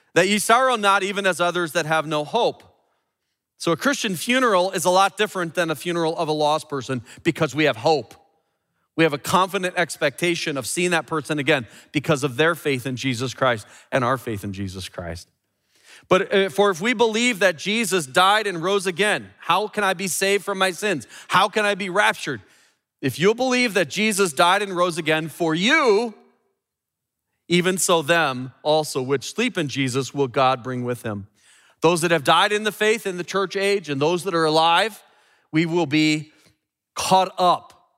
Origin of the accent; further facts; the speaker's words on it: Chicago, Illinois, United States; I'm from the Midwest here in Chicago